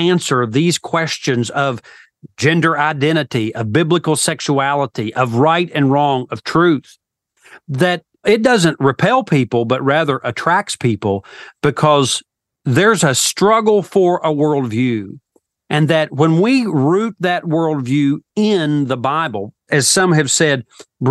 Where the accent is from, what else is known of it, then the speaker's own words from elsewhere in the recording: Elk River, Appalachia, United States; moved away as an adult; also born or lived in Liberty University, Virginia; When I went away to Liberty University for college, I came from the Elk River